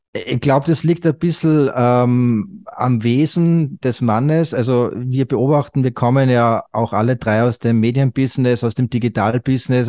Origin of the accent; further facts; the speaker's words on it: Salzburg, Austria; bin aus Österreich, also geboren und aufgewachsen in Österreich im schönen Salzburg